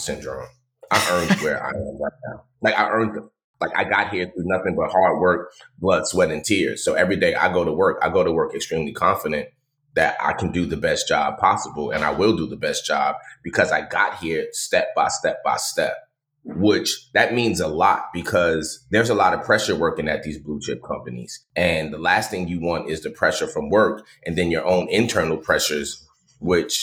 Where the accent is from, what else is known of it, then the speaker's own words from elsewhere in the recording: New York, United States; moved away; I was born in New York